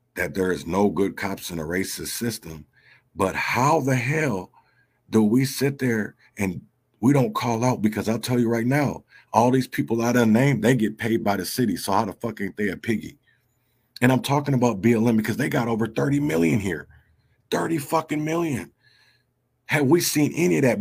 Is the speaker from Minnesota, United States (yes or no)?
yes; Minneapolis, Minnesota, United States; I grew up in North Minneapolis